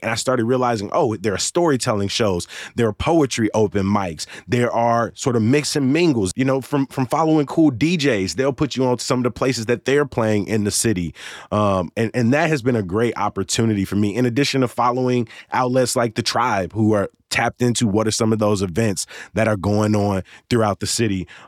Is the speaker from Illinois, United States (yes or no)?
yes; Chicago, Illinois, United States; moved away as an adult; a lifelong Chicagoan, born and raised on the South Side